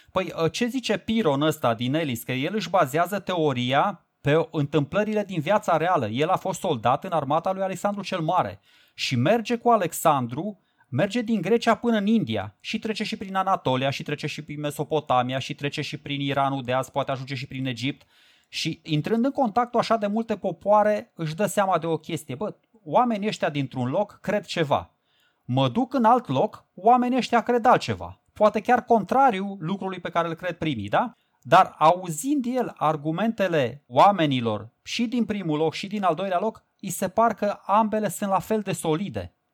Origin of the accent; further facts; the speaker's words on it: Romania; pentru noi românii